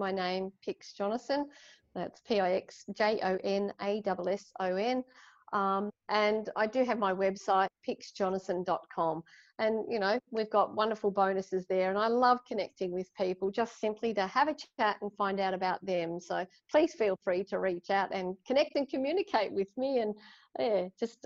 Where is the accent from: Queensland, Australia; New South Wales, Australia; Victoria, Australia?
Victoria, Australia; Ballarat; now in Sydney, Australia; I was born in Ballarat, like inland, we used to holiday by the beach